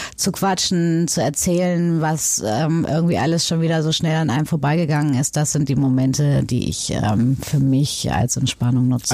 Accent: North Rhine-Westphalia, Germany; now in Hamburg, Germany; ich in Nordrhein-Westfalen groß geworden bin

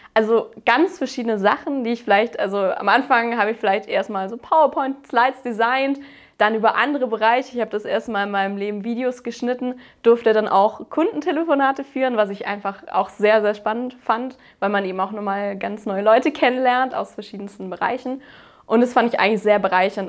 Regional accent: Baden-Württemberg, Germany; Ich habe eben mein Abitur auf dem Technischen Gymnasium gemacht. Das ist so eine Spezialform in Baden-Württemberg

